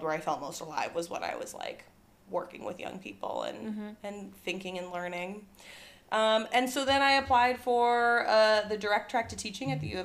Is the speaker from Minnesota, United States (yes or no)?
yes; Apple Valley, Minnesota, United States; I grew up next to the Minnesota Zoo.